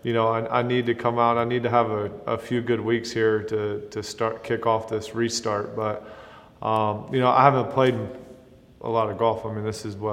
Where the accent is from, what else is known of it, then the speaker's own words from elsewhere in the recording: South Carolina, United States; my home state